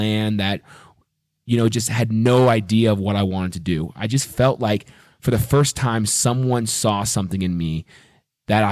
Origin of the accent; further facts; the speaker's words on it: Waterdown, Ontario, Canada; moved away as an adult; also born or lived in Mississauga, Ontario / Montreal / Cayman Islands / Nashville, Tennessee; I was born in just outside of Toronto in Mississauga, Ontario, and I was raised in Waterdown, Ontario